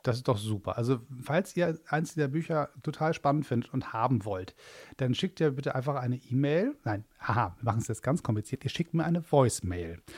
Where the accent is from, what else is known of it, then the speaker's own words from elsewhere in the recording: Hamburg, Germany; In meiner Heimatstadt